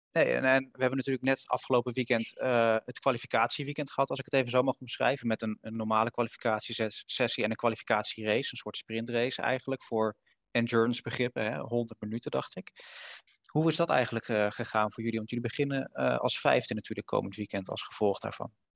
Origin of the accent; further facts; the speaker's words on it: Netherlands; Wij als, als, als Nederlanders, als Europeanen